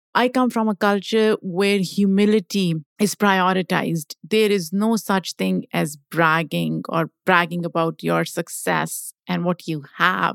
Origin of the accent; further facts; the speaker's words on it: Pakistan; now in United States; I grew up in Pakistan